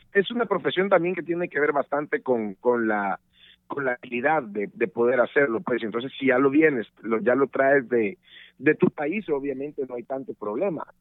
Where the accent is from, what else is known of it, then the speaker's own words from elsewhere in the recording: El Salvador; moved away as an adult; desde El Salvador, mi país de origen